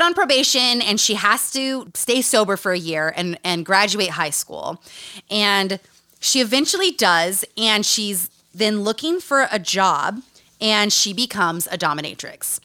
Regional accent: Utah, United States; Growing up in Utah

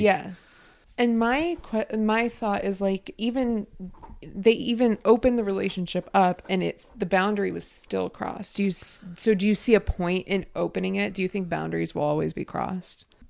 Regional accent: United States; I'm American

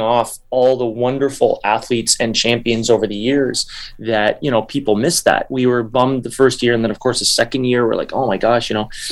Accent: Canada; I'm not American, I'm Canadian

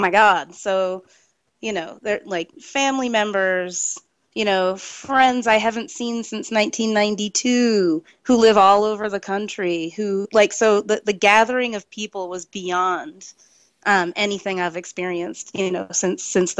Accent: Massachusetts, United States; moved away; also born or lived in Boston; I'm from Massachusetts originally

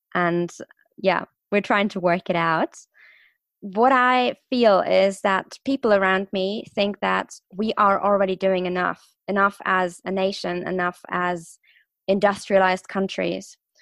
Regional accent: Stuttgart, Baden-Württemberg, Germany; also born or lived in London; I'm from Stuttgart. I'm from the car city in, in Germany

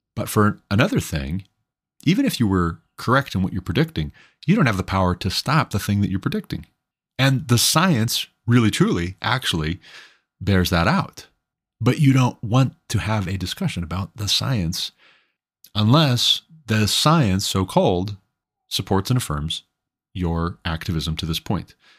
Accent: Montana, United States; my home state being Montana

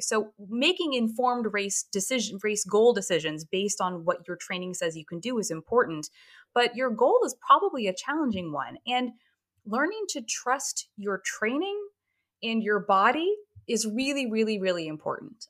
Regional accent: Hartford, Connecticut, United States; my hometown marathon

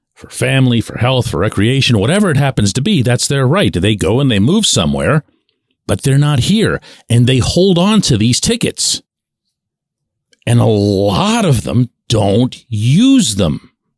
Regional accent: Pittsburgh, Pennsylvania, United States; I, I never say United States. I always say the city. Mostly just to see if they heard of us, right? I say Pittsburgh

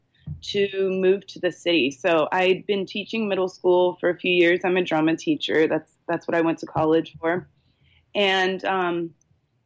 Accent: Charleston, South Carolina, United States; also born or lived in Chicago; now in San Luis Obispo, United States; I grew up on the East Coast. I'm originally from Charleston, South Carolina.

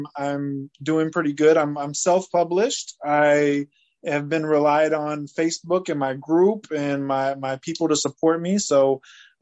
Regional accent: United States; also born or lived in Fresno, California / Easley, South Carolina; I grew up in Fresno, California, and Easley, South Carolina

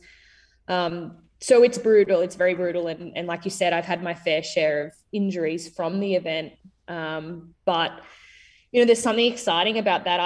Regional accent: Queensland, Australia; just a Queenslander

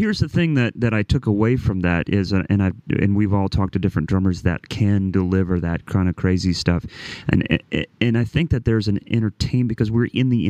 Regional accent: Midwest, United States; I'm from the Midwest

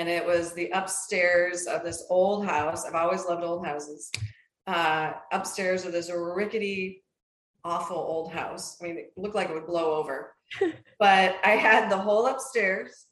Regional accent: Minnesota, United States; moved away as an adult; also born or lived in Ohio; I grew up in Minnesota

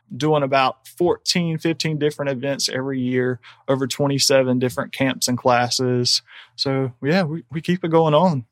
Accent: Lake City, South Carolina, United States; also born or lived in Charleston; I grew up in Lake City, and Lake City maybe wasn't the most desirable place to live at that time.

